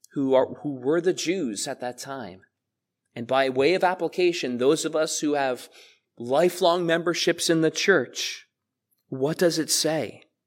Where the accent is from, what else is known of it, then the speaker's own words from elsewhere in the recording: South Amboy, New Jersey, United States; I was raised in this church. You guys know that. I grew up in the Sunday school here.